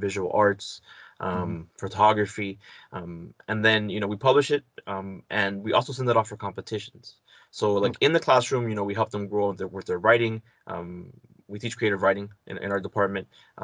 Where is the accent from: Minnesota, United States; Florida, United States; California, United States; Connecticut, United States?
Florida, United States; Hialeah; also born or lived in Chapel Hill, North Carolina; I was raised in Hialeah.